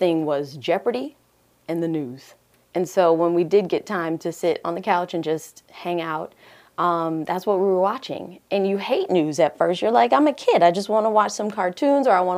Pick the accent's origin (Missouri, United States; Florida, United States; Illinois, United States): Florida, United States; Fort Lauderdale; also born or lived in Jamaica; now in Huntsville, United States; I grew up in Fort Lauderdale, but we left Jamaica. My mother left Jamaica when she was right after she had me, basically. So I'm really a Floridian, but I'm born in Jamaica